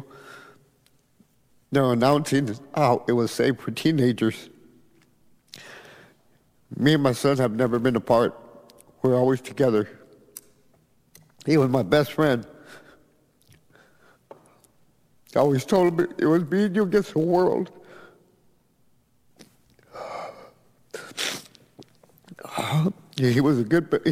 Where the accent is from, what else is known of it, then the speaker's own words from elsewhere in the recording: Edinburg, Texas, United States; I'm from Edinburgh, Texas.